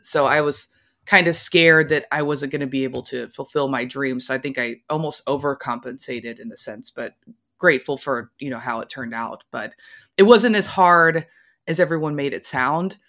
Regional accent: Louisville, Kentucky, United States; I'm from Louisville, Kentucky, not exactly a music mecca

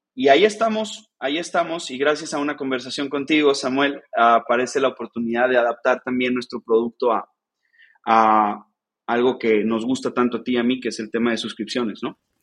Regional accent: Mexico; soy un mexicano emprendedor

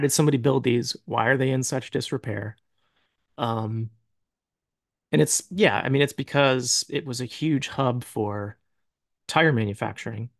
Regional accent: Akron, Ohio, United States; I grew up in Akron, Ohio

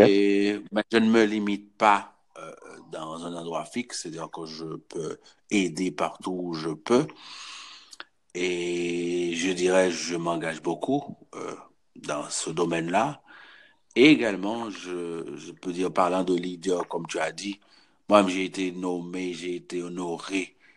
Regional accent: Haiti; moved away; je suis haïtien

